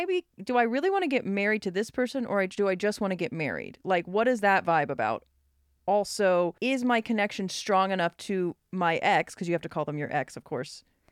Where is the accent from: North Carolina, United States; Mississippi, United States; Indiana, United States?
Mississippi, United States; born there; Mississippi Filipino, yeah. That's me. That's how it is. And then I was born in Mississippi.